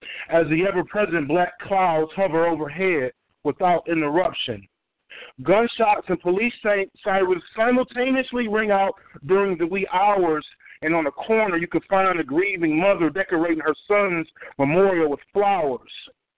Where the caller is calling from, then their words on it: Georgia, United States; I'm calling from Georgia.